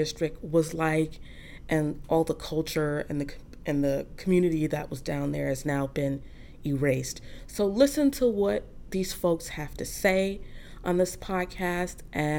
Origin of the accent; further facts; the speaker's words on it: New York, United States; I grew up here in New York